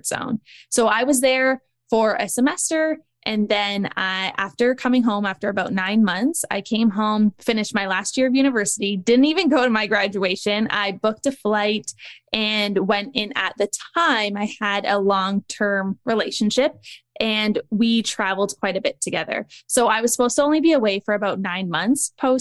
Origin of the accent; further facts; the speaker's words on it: Niagara Falls, Ontario, Canada; moved away as an adult; also born or lived in Australia / Dubai; I grew up in Niagara Falls, Canada